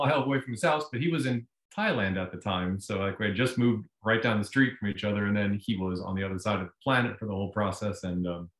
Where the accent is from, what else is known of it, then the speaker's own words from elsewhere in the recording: Virginia, United States; moved away as an adult; Oh, well, I left Virginia when I was 18.